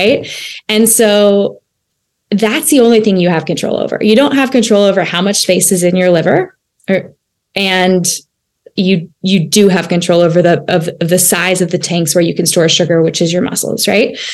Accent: United States; as an American, as Americans and in our country

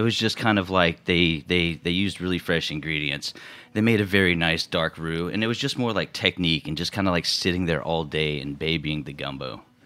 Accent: Houston, Texas, United States; moved away as an adult; also born or lived in San Antonio, Texas / New York City; now in New York, United States; I'm from Houston, Texas.

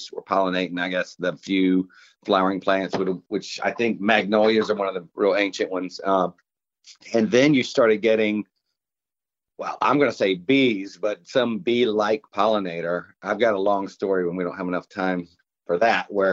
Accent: Savannah, Georgia, United States; I'm from Savannah.

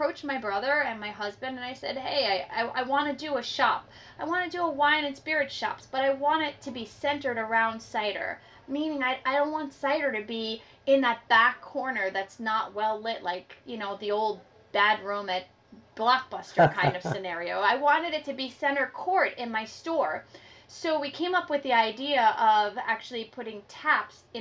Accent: New York City, New York, United States; moved away as an adult; now in Hudson Valley, United States; I grew up in New York City

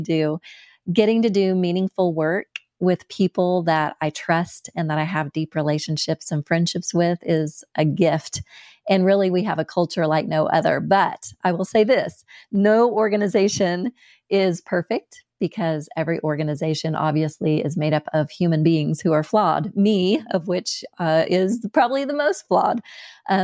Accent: United States; accent: American; my American accent

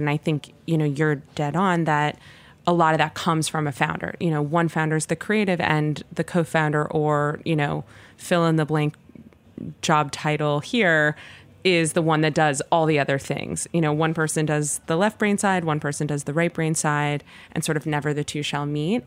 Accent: Los Angeles, California, United States; moved away as an adult; now in New York City, United States; I grew up born and raised in Los Angeles

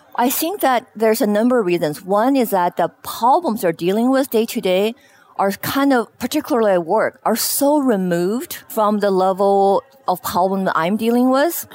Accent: Beijing, China; moved away as an adult; also born or lived in Shanghai, China; now in Seattle, United States; I spent most of my you know elementary, high school years in Beijing

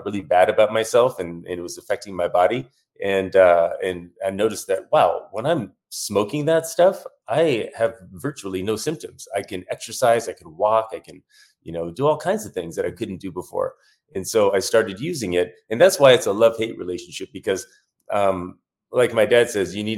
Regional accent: Tucson, Arizona, United States; I'm from Tucson, Arizona, where I still live right now with my two kids. And I was born here.

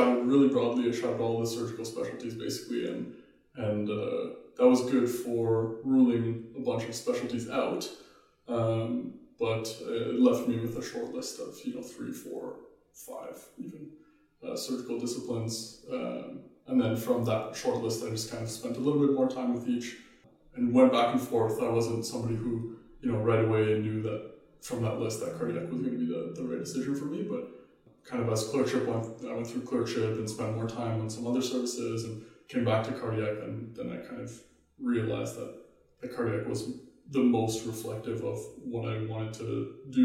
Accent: Ottawa, Ontario, Canada; moved away as an adult; now in Vancouver, Canada; I grew up in Ottawa

